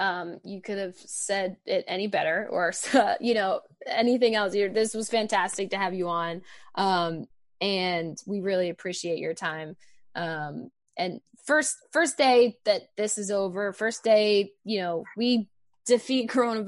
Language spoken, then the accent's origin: English; Philadelphia, Pennsylvania, United States; but we're both from Philly